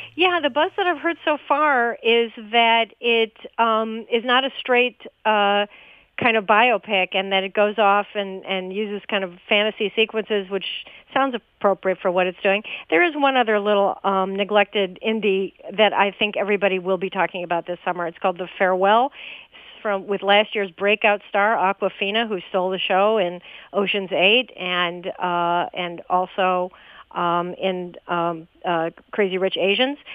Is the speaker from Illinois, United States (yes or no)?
yes; Chicago, Illinois, United States; I grew up in Chicago